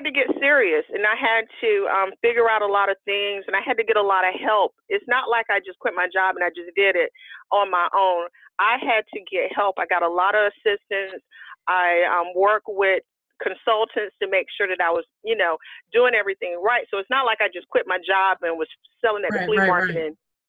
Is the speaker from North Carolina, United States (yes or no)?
yes; North Carolina, United States; also born or lived in Alabama; I was born in Alabama. I was raised in North Carolina